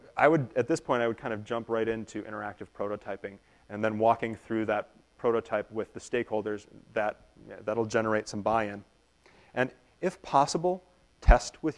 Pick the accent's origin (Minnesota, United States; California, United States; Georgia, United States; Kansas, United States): Minnesota, United States; We are from Minnesota